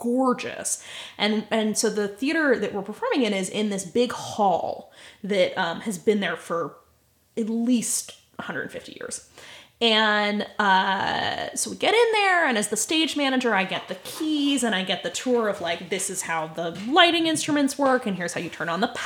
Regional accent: United States; I am an American

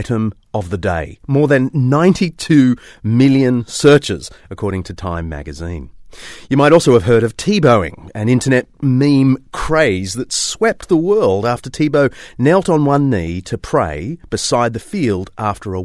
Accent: Australia; As an Aussie, I was raised on the fine tradition of mocking players who thanked the Almighty for their victory

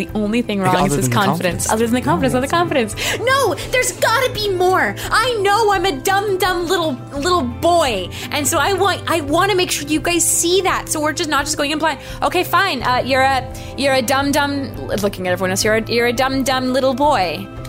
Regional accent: Salt Lake City, Utah, United States; I'm from Salt Lake City, and I'm a teacher, I think. I am also 23 years old.

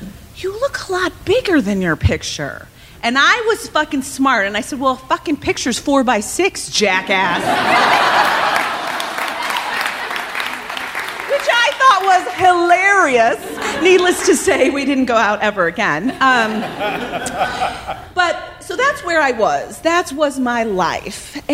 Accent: Evanston, Illinois, United States; moved away as an adult; now in Los Angeles, United States; I'm from Chicago, actually from Evanston, but I have moved to Los Angeles

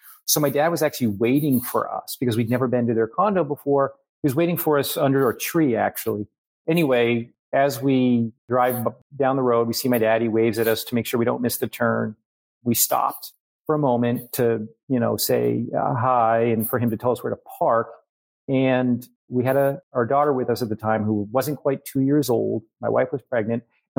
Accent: New Hampshire, United States; So 20 years ago now, my parents are snowbirds. Now we're from New Hampshire.

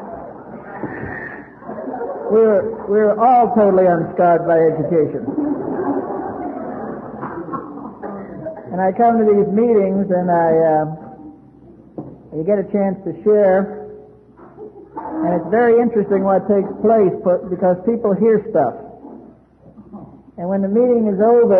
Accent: New York City, New York, United States; now in San Diego, United States; I was born and raised in Brooklyn, New York

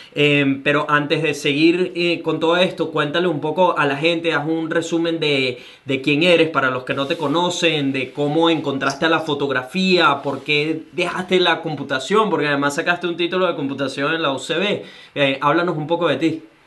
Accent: Venezuela; now in Gold Coast, Australia; soy un venezolano que vive en Gold Australia

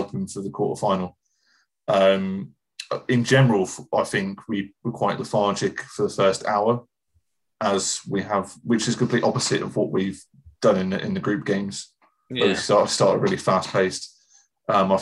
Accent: England, United Kingdom; we're English

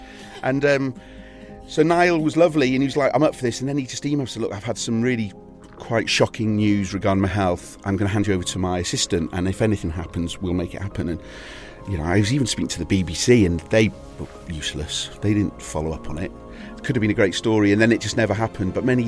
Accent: Wales, United Kingdom; also born or lived in Salisbury; So I spent from about third year in secondary school in North Wales. Prior to that, because my father had been in the forces, we'd been to Salisbury. I was born in overseas. Yeah, we'd lived kind of all over. We'd moved back up to Wales for a little bit

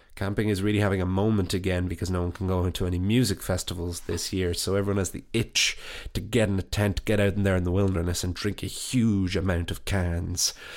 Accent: Wicklow, County Wicklow, Ireland; moved away as an adult; now in Dublin, Ireland; my hometown

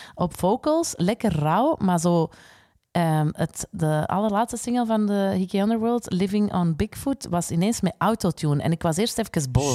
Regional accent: Flanders, Belgium; wij als Vlamingen

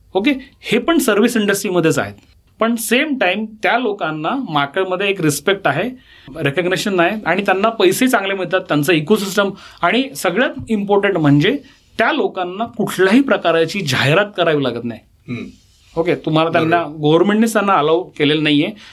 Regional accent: Pune, Maharashtra, India; पुण्याचा मी born bottom पुणेकर आहे

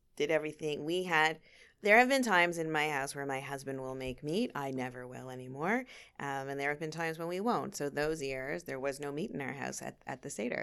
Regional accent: Thornhill, Ontario, Canada; moved away as an adult; also born or lived in Miami / Los Angeles / Chicago / Queens, New York; now in Toronto, Canada; I grew up in Thornhill, uh, went to York, and, uh, I left twenty-three years ago

